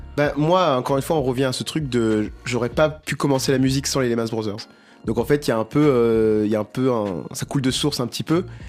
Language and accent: French; Mozambique; moved away; Je viens du Mozambique, donc chanter en portugais, chanter en makua